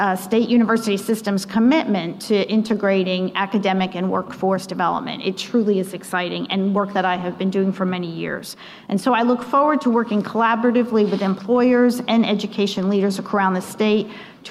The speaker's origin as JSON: {"language": "English", "region": "New Jersey", "country": "United States", "tie": "born or raised there", "moved": "yes", "said": "I was born and raised in New Jersey, one of five children"}